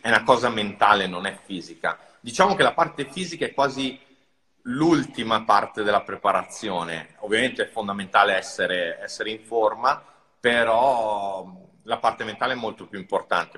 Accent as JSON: {"language": "Italian", "town": "Rome", "region": "Lazio", "country": "Italy", "tie": "born or raised there", "said": "sono cresciuto a Roma, eh, in centro a Roma in un appartamento minuscolo"}